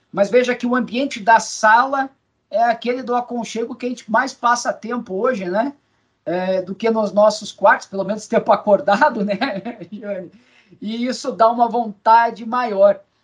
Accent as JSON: {"language": "Portuguese", "country": "Brazil", "said": "enquanto brasileiro"}